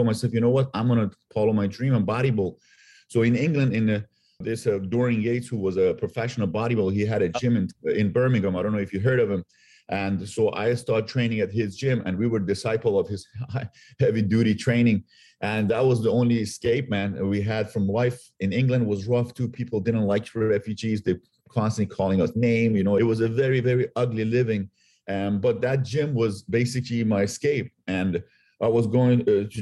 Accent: Iran; now in United States; I'm originally from Iran. At the time when I was growing up, I grew up through a war, Iran-Iraq war

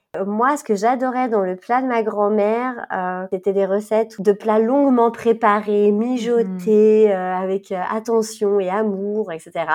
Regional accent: France; moved away as an adult; now in Switzerland; Normandie, qui était proche de ma région natale

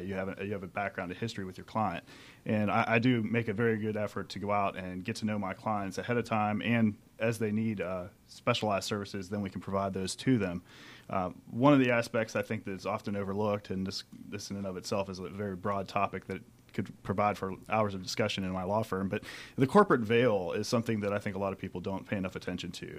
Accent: Pennsylvania, United States; moved away as an adult; also born or lived in Michigan; now in Atlanta, United States; I grew up in Pennsylvania

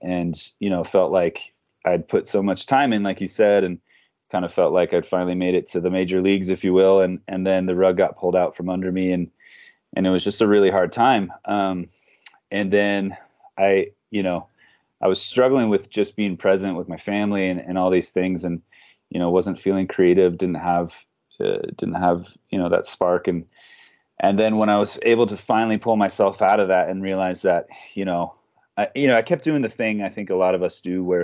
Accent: Reno, Nevada, United States; moved away as an adult; I grew up in Reno, Nevada. It's my hometown.

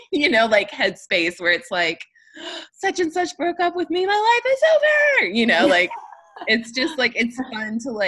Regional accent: Midwest, United States; Well, I think the fact that we're both from the Midwest

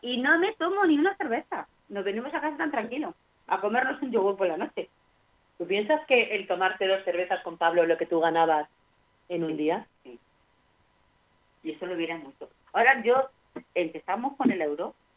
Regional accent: Extremadura, Spain; moved away; antes en el pueblo en Extremadura

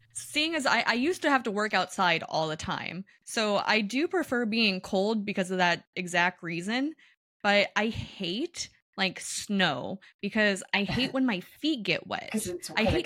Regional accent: Kansas City, United States; I grew up in Kansas City

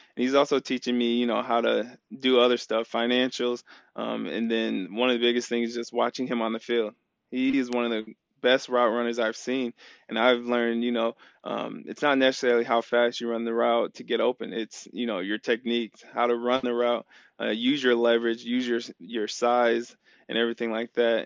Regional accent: Iowa, United States; moved away as an adult; now in Arizona, United States; growing up in Iowa, it's, it's a lot slower

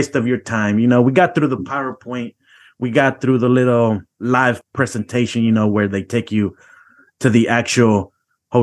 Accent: Georgia, United States; moved away; also born or lived in Missouri; I grew up in Georgia, and we used to go to the pulga a lot during the weekends

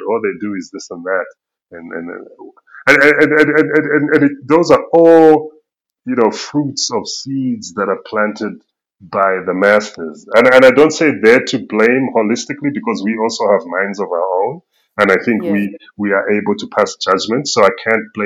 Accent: United Kingdom; accent: Queen's English; also born or lived in Zambia; now in South Africa; I grew up in Britain

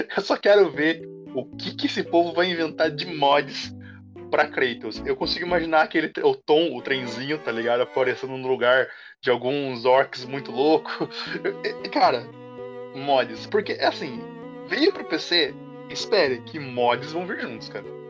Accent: Brazil; nós somos brasileiros

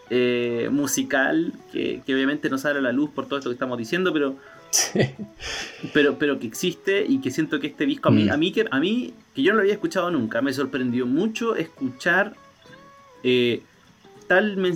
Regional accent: Chile; ¿Por qué me hiciste chileno?

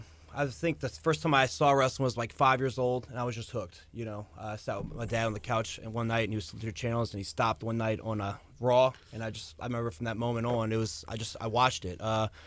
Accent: New Jersey, United States; also born or lived in New Orleans; I'm from Jersey, but my family's from New Orleans.

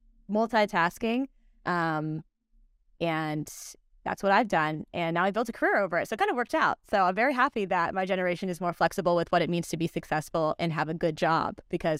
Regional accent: San Diego, California, United States; born there; also born or lived in Virginia; I was born in San Diego. Within my first year of life, we moved across the country to Virginia.

